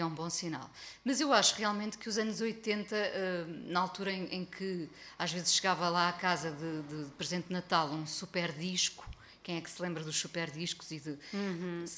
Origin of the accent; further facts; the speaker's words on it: Mindelo, Norte, Portugal; na aldeia onde cresci em Mindelo